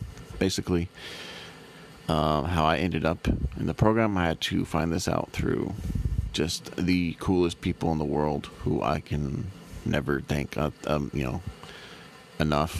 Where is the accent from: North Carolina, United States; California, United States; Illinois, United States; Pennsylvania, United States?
California, United States; San Diego; since around 2001-ish, I've been growing up in San Diego.